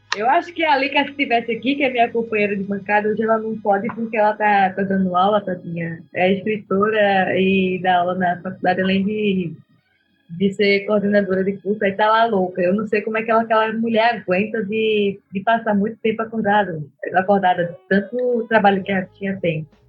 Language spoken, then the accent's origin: Portuguese; Pernambuco, Brazil; also born or lived in Rondônia; now in Santa Catarina, Brazil; Eu sou natural de Pernambuco